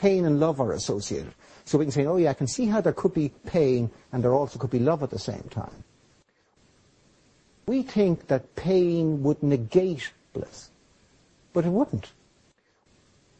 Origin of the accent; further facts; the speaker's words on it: Ireland; I'm Irish